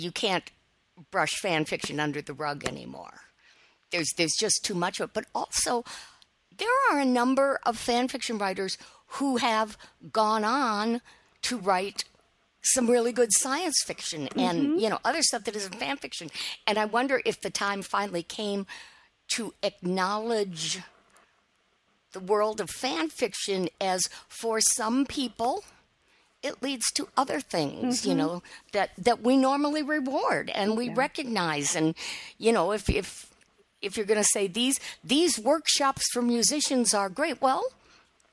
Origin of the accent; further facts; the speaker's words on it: Detroit, Michigan, United States; When I was in high school, growing up in the Detroit area